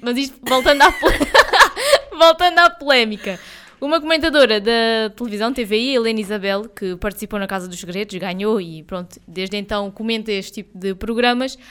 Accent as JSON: {"language": "Portuguese", "country": "Portugal"}